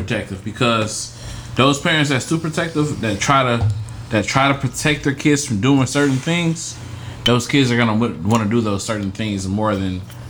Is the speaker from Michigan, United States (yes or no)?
yes; Flint, Michigan, United States; also born or lived in Lansing, Michigan; We moved to Flint. I was born in Lansing. We moved to Flint when I was about 5.